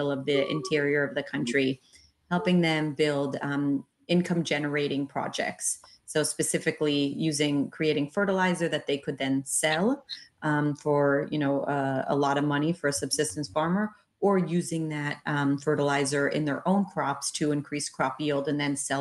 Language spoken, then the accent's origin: English; Chicago, Illinois, United States; moved back to Chicago, which is my hometown